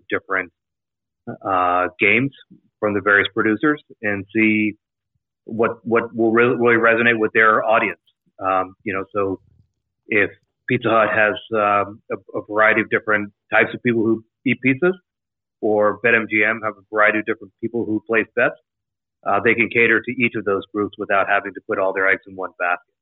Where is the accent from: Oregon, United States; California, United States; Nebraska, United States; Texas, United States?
Texas, United States; College Station; moved away; also born or lived in Jacksonville; I grew up in College Station, Texas, home of Texas A&M